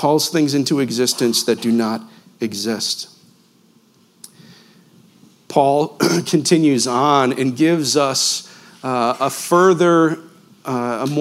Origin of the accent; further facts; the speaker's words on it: Western New York, United States; I grew up in Western New York, about a 30-minute drive from Niagara Falls